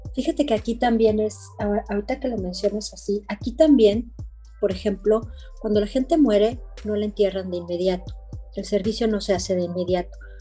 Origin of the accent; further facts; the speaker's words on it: Mexico; now in Belgium; Yo, como mexicano